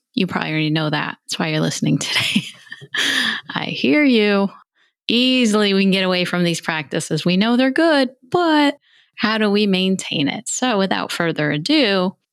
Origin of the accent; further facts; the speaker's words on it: New York, United States; I'm from New York State